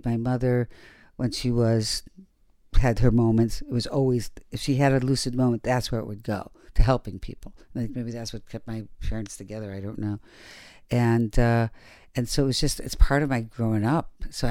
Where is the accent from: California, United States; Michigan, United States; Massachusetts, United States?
Michigan, United States; Detroit; Yeah, I come from Detroit.